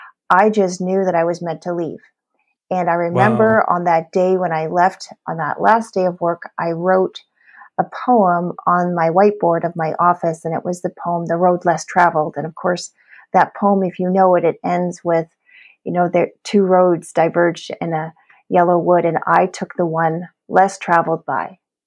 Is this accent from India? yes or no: no; Canada; And so now I'm a Canadian founder and a presidential diamond leader with doTERRA essential oils.